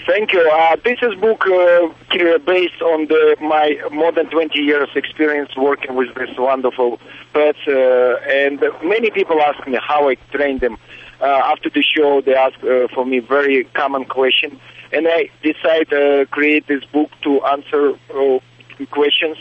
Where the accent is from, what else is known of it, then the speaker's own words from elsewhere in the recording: Russia; now in Las Vegas, United States; I grew up in Russian circus family